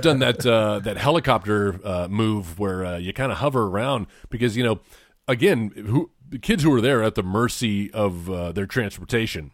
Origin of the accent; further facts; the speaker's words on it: small town an hour from Corpus Christi, Texas, United States; the little town I grew up